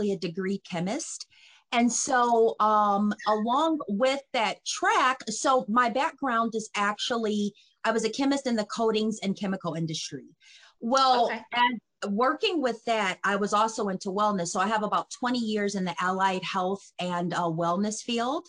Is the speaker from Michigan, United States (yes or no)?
yes; Detroit, Michigan, United States; moved away as an adult; now in Cleveland, United States; I'm from Detroit, Michigan